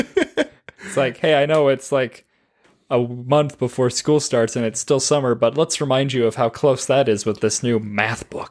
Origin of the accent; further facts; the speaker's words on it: Oregon, United States; moved away; I grew up in Oregon.